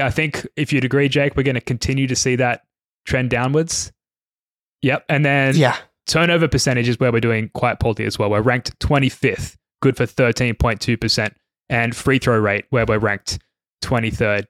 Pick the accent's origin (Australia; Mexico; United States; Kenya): Australia; a couple of Aussies